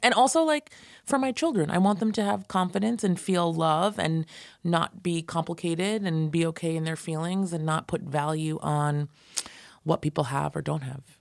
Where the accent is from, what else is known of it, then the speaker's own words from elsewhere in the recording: Valley Cottage, New York, United States; I grew up in Valley Cottage, New York, near Nyack. like Rockland County.